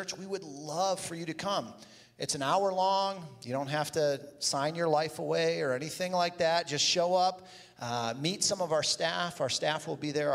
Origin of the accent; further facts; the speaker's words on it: Toledo, Ohio, United States; I grew up in Toledo